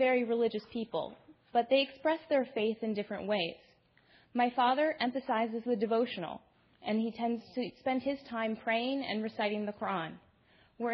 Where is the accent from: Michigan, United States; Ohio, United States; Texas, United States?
Ohio, United States; Toledo; I am a Muslim American woman born and raised in Toledo, Ohio, by two very loving Indian Muslim parents.